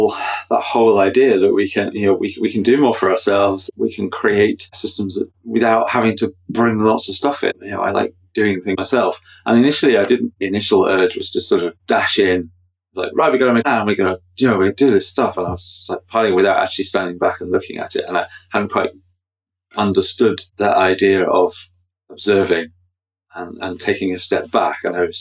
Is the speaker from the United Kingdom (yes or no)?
yes; England, United Kingdom; moved away as an adult; now in County Down, United Kingdom; I'm from County Down. I'm originally from England, been in Northern Ireland for 20 years now.